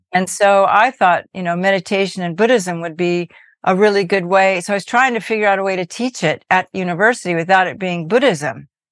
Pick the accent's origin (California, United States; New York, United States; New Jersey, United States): California, United States; Berkeley; I grew up in Berkeley, California, most of my life